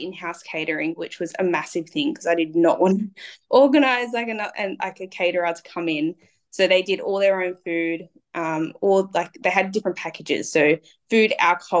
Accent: Cowra, New South Wales, Australia; I'm from like the bush. I was born in Cowra.

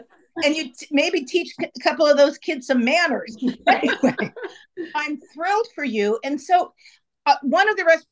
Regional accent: San Francisco, California, United States; I'm from San Francisco originally

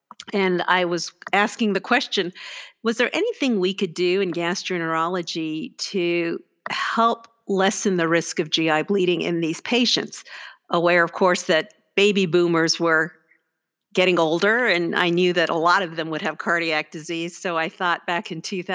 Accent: Canada; moved away as an adult; also born or lived in Houston, Texas; now in Arizona, United States; I'm Canadian, and I did all my training, including my gastroenterology, an advanced therapeutics fellowship, an epidemiology degree, all in Canada.

